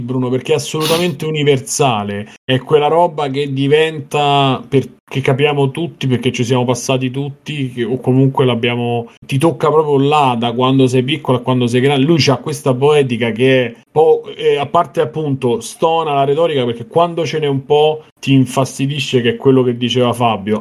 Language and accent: Italian; Rome, Lazio, Italy; io che sono romano